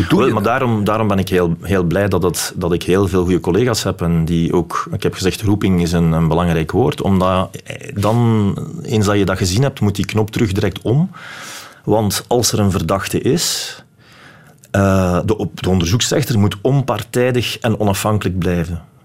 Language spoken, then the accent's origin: Dutch; Belgium; ik ben die persoon uit België